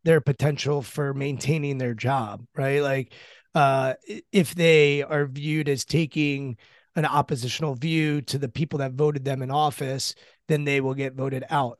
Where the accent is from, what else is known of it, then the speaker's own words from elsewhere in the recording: Washington, District of Columbia, United States; I'm born and raised in the Washington, D C area